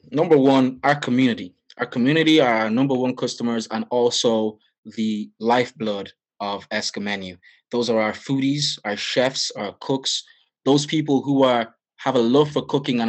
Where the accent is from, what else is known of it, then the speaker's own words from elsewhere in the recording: Nigeria; As you know, I'm Nigerian, so that is my bread and butter.